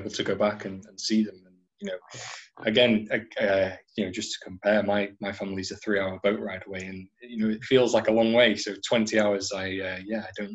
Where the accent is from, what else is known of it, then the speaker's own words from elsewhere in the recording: North Wales, United Kingdom; now in Ireland; I'm originally from North Wales